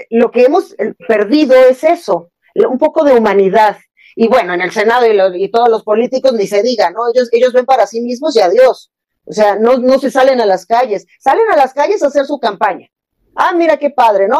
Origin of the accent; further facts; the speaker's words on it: Mexico; a mis mexicanos adorados, a mis compatriotas